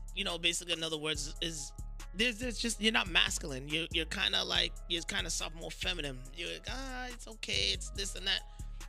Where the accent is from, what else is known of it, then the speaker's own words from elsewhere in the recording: Trinidad & Tobago; I'm Trinidadian.